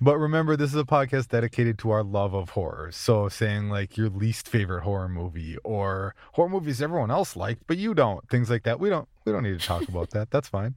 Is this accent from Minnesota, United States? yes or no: yes; Minnesota, United States; I'm from Minnesota